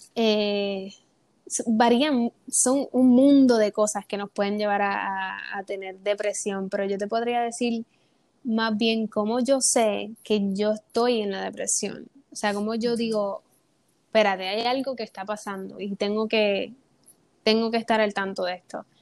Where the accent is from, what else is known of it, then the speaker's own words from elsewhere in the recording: Puerto Rico; soy de Puerto Rico, tengo 22 años